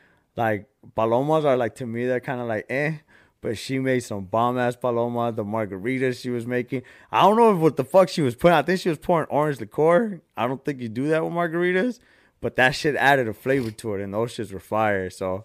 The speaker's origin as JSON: {"language": "English", "region": "California", "country": "United States", "said": "we're from California."}